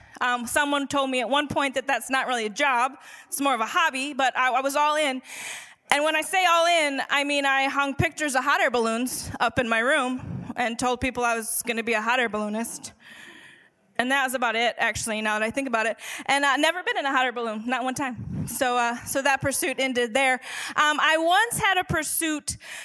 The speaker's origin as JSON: {"language": "English", "town": "St. Paul", "region": "Minnesota", "country": "United States", "tie": "born or raised there", "moved": "yes", "said": "I grew up in St. Paul, Minnesota"}